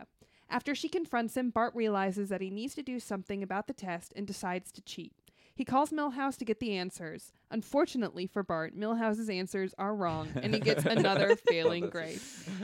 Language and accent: English; Los Angeles, California, United States; I'm from North Hollywood